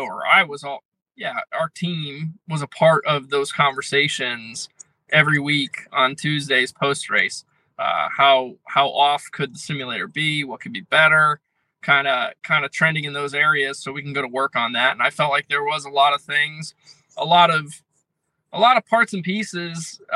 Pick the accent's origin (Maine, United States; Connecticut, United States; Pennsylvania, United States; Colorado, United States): Connecticut, United States; I'm from Connecticut